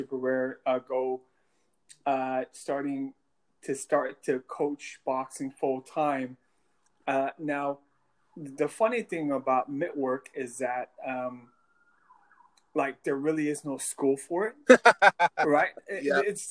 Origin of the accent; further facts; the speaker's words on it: Los Angeles, California, United States; I'm a Koreatown native